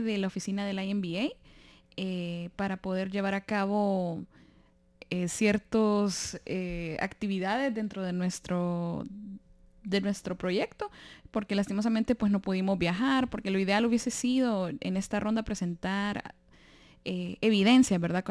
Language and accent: Spanish; Honduras; moved away; de Honduras